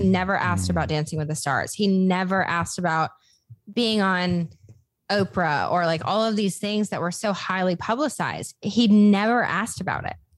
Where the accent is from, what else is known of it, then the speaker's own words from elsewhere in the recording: Des Moines, Iowa, United States; moved away as an adult; also born or lived in Los Angeles / Nashville; I moved back to my hometown, which is Des Moines, Iowa